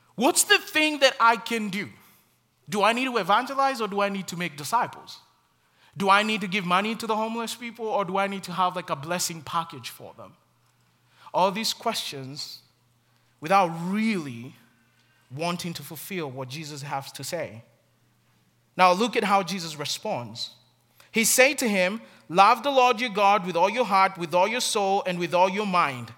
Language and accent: English; Kenya; moved away; the many struggles in my home country